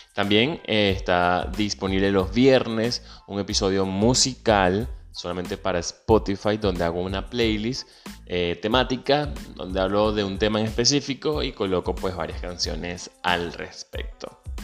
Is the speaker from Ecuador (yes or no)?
no; Venezuela; moved away; Soy venezolano, emigrante.